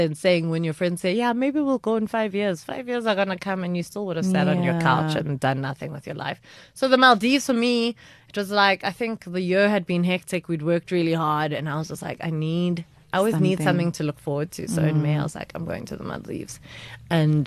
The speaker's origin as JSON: {"language": "English", "town": "Johannesburg", "region": "Gauteng", "country": "South Africa", "said": "we're from Johannesburg"}